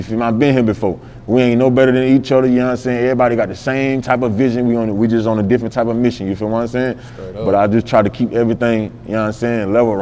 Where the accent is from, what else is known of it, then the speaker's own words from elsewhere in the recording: Sumter, South Carolina, United States; I'm from North Main, you know what I'm saying? That's my side of town back in Sumter